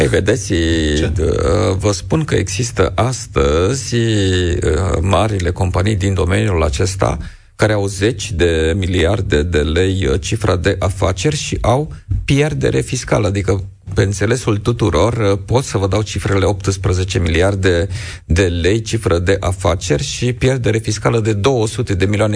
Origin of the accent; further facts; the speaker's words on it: Romania; ca și român